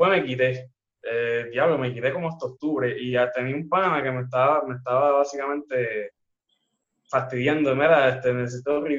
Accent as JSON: {"language": "Spanish", "town": "Fajardo", "country": "Puerto Rico", "moved": "yes", "lives_now": "Ceiba, Puerto Rico", "said": "yo soy de Fajardo y pues yo viví en Fajardo hasta el 2015 por ahí. Me mudo a Ceiba y obviamente nadie me conoce allá donde yo estaba."}